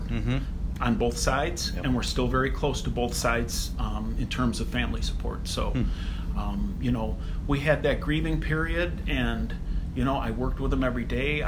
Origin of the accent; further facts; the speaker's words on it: Cleveland, Ohio, United States; I grew up in Cleveland, and I'm still here